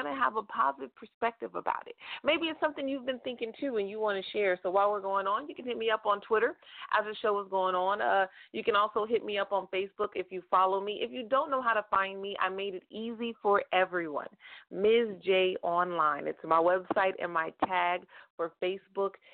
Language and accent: English; United States; I am an American, and I have only lived in America